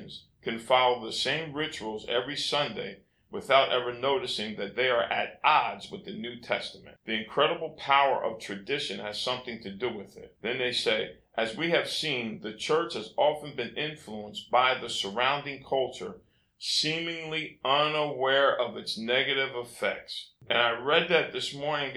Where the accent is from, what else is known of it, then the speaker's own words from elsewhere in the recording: United States; first language English; I'm an American. I grew up in America, and I speak English